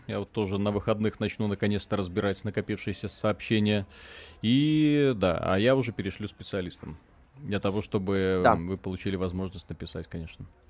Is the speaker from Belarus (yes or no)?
yes; Belarus; Мы ж белорусы